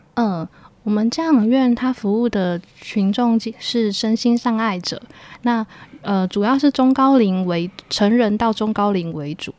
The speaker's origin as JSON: {"language": "Chinese", "town": "Keelung", "country": "Taiwan", "moved": "yes", "said": "我是T龙人，然后我在特殊教育学系毕业"}